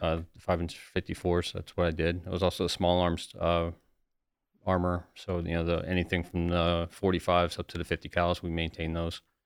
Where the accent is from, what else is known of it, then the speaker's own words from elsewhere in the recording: Ohio, United States; also born or lived in Florida; now in New Jersey, United States; born and raised in Ohio